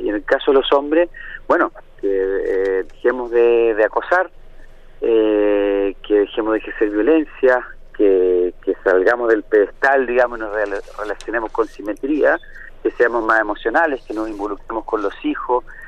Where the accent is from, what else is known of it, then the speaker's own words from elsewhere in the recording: Chile; mi país, Chile